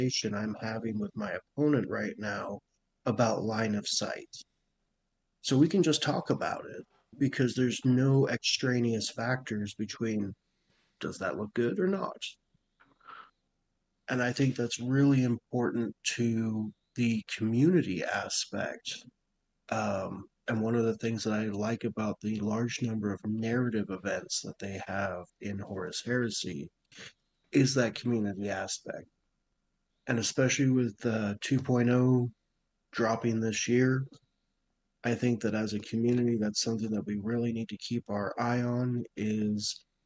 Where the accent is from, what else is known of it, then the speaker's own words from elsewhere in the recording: Montana, United States; I grew up in Montana.